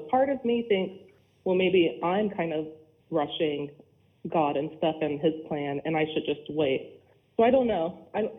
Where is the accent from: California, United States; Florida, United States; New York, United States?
Florida, United States; We're from Florida, so we're still learning to like it, but it's nice.